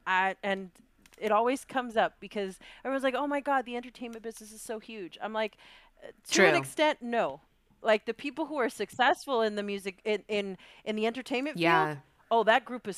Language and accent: English; Chicago, Illinois, United States; because I come from Bronzeville and I'm like, yo, I don't even think they know where I live.